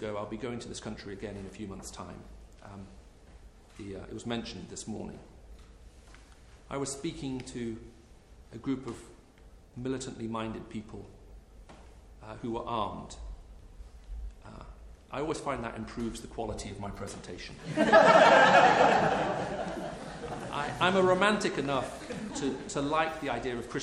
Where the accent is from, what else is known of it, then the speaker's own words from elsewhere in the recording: United Kingdom; as a British citizen